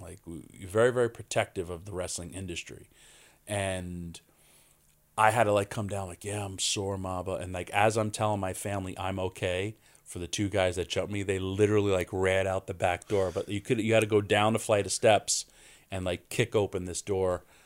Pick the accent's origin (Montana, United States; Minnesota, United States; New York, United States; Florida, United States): New York, United States; Yonkers; born and raised in Yonkers, New York